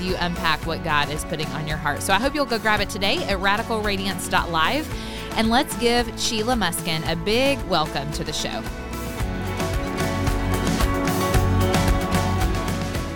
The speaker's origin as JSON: {"language": "English", "region": "Tennessee", "country": "United States", "tie": "born or raised there", "moved": "yes", "said": "I'm a Tennessee girl at heart. I spent my whole life in Tennessee"}